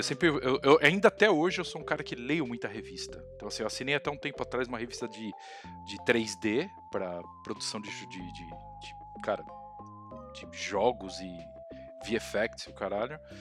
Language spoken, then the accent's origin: Portuguese; Santo André, São Paulo, Brazil; Eu sou de Santo André